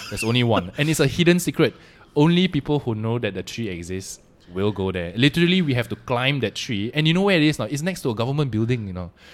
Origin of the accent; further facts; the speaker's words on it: Malaysia; also born or lived in Singapore / Denmark; I am Malaysian first and foremost